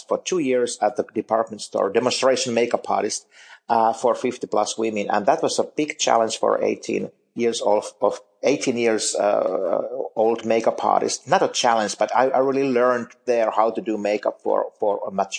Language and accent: English; Finland; moved away as an adult; now in United States; I'm originally from Finland, and I still work for some of those magazines there